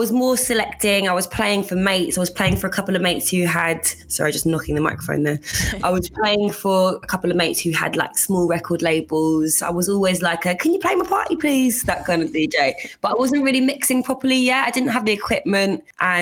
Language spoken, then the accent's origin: English; Shepperton, South East England, United Kingdom; moved away as an adult; also born or lived in Hackney, London; now in London, United Kingdom; I'm from like the Southwest London outskirts, like a middle ground between Surrey and Southwest London, basically, in a place called Shepperton, which is near Staines.